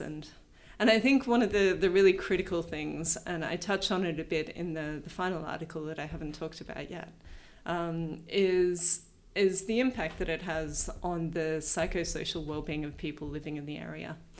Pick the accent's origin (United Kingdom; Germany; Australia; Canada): Australia; New South Wales; moved away as an adult; also born or lived in Reykjavik, Iceland; I grew up first inland in New South Wales from Sydney, but um, then from when I was about 11 till the end of high school, I was on the south coast of New South Wales